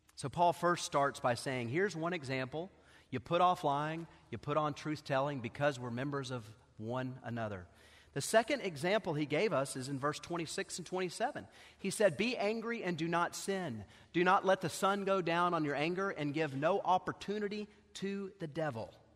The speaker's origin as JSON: {"language": "English", "town": "Knoxville", "region": "Tennessee", "country": "United States", "tie": "born or raised there", "said": "I grew up here in Knoxville"}